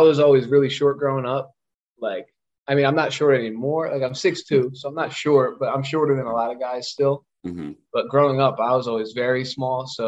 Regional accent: Collegeville, Pennsylvania, United States; I'm from Collegeville, Pennsylvania. It's like a suburb outside of Philadelphia, about 30 minutes from Philly. So I'm a Philly guy through and through, like born here, raised here

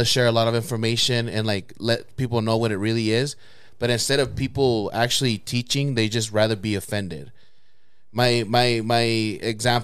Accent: El Salvador; I'm from El Salvador.

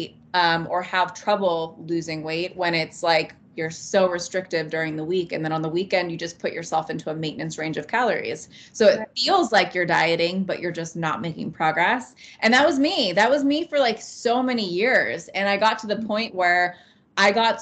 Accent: California, United States; also born or lived in Montana; now in Idaho, United States; Born and raised in California. And I ended up moving into Montana and Idaho territory

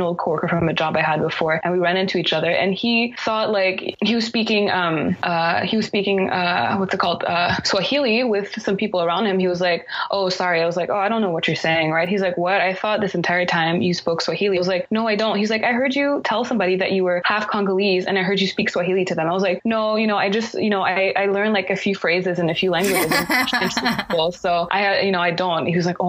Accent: Canada; I'm Haitian first, and then I am French, and then I'm also, you know, Canadian because I was born here. You know, I spent most of my life here. When I, you know, when I go to different places and people ask me where I'm from, I say I'm from Canada.

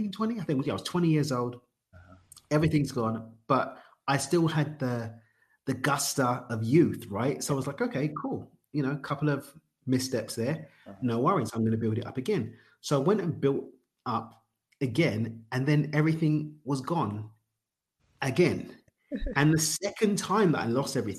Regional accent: United Kingdom; now in Cabo San Lucas, Mexico; I'm not Australian. I'm actually from the UK.

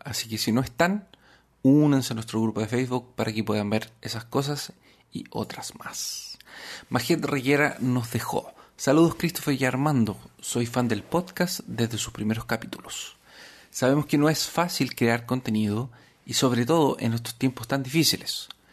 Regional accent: Arica, Arica y Parinacota, Chile; Arica es la ciudad donde yo nací

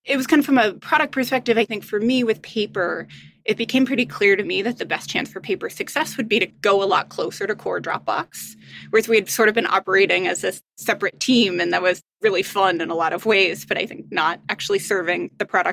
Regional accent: Midwest, United States; I grew up in the Midwest

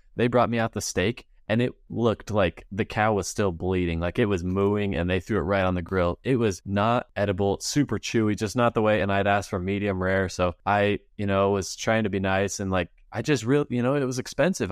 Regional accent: Utah, United States; we're from Utah, we got the Great Salt Lake here

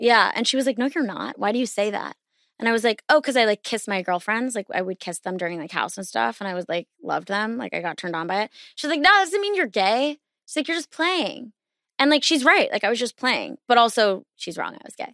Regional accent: East Coast, United States; I'm from the East Coast

